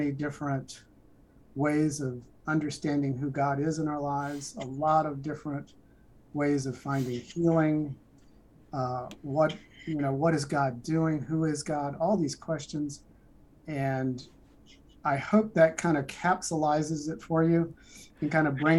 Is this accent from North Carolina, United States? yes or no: yes; North Carolina, United States; I was born and raised in North Carolina, went to school there